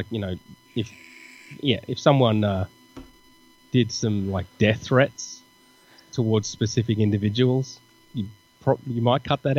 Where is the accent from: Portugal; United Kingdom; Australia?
Australia; I guess it's different for me because I'm Australian.